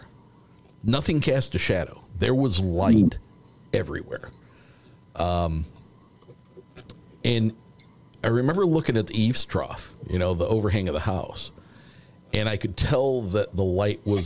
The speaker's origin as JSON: {"language": "English", "town": "South Bend", "region": "Indiana", "country": "United States", "tie": "born or raised there", "said": "we are not far from the South Bend Regional Airport"}